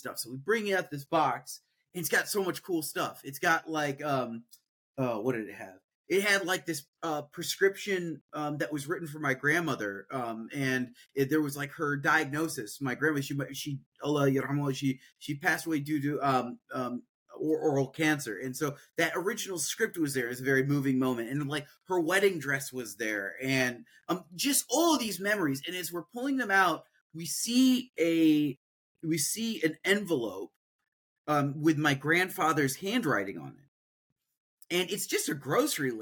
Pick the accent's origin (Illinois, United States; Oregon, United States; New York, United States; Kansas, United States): Illinois, United States; Peoria; I'm a Midwestern kid, born and raised in Peoria, Illinois, which is in central Illinois